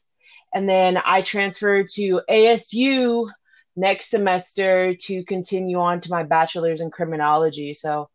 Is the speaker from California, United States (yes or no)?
yes; Woodland, California, United States; moved away as an adult; also born or lived in Sacramento, California; I'm from Sacramento, California. I lived in Woodland most of my life as a teenager. I did move around a lot before that with my mom, but I mostly say I'm from Sacramento, Woodland area